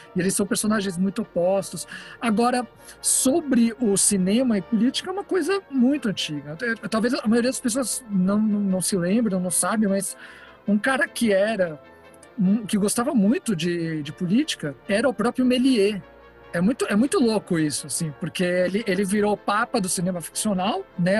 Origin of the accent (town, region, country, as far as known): São Paulo, Brazil; born or raised there; also born or lived in Rosario, Santa Fe, Argentina